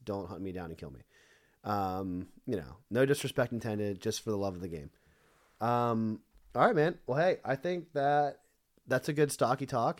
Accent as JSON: {"language": "English", "region": "Pennsylvania", "country": "United States", "said": "I'm also from Pennsylvania"}